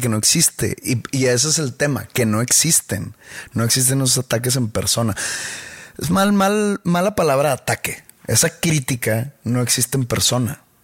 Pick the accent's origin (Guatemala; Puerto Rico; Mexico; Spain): Mexico; Monterrey, Nuevo León; acá en Monterrey tenemos un acento muy peculiar